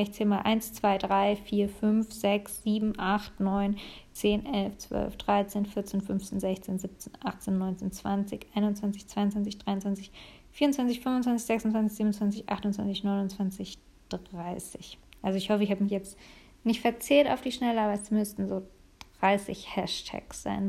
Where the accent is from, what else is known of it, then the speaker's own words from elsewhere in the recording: Munich, Bavaria, Germany; als Münchnerin